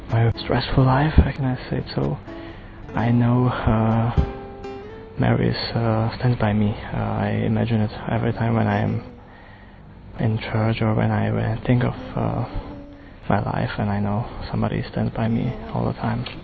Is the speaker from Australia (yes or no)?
no; Slovakia; I come from Slovakia. I'm 28, almost 29.